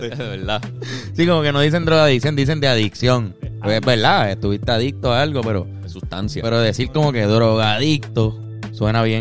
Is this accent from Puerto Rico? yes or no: yes; Puerto Rico; año muy importante para la historia de Puerto Rico porque se firma el Tratado de París. En donde nosotros terminamos siendo un territorio americano.